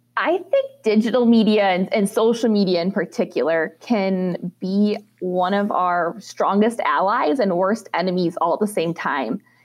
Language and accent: English; Minnesota, United States; moved away as an adult; as a young girl growing up in Minnesota in the dairy industry